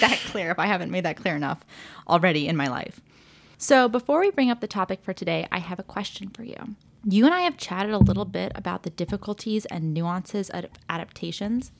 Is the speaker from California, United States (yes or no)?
yes; Ojai, California, United States; now in Los Angeles, United States; I did grow up in L A, but I grew up mostly in Ojai, which I'm it's, like, two hours north